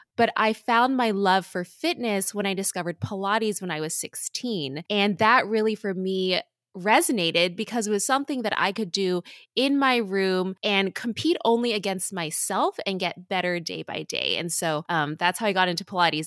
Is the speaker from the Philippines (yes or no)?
no; Southern California, United States; I grew up in Southern California.